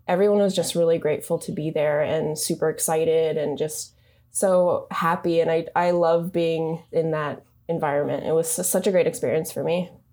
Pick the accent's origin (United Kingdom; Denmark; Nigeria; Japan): Japan; also born or lived in California; now in Bay Area, United States; I'm actually from Japan. I moved to the U S about twelve years ago